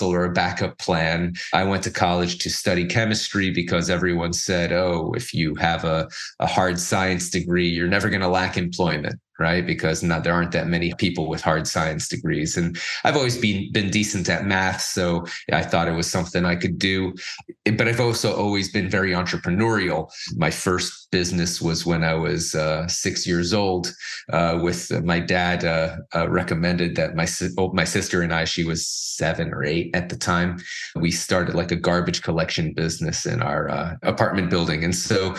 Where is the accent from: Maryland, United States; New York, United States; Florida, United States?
Florida, United States; Miami Beach; I grew up in Miami Beach